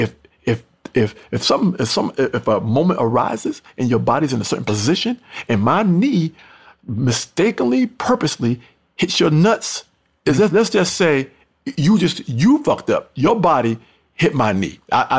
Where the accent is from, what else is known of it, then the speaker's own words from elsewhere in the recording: Mount Vernon, New York, United States; also born or lived in North Carolina; my hometown, also Mount Vernon, New York.